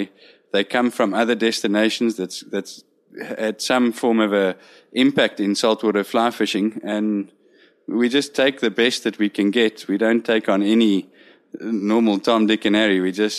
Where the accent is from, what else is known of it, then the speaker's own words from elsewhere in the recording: South Africa; we arrived here as four South African guides